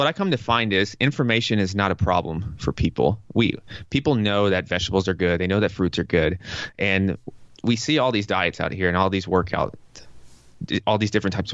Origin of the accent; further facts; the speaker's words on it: Tennessee, United States; moved away as an adult; also born or lived in New York; I'm from Tennessee, and Tennessee is very conservative compared to New York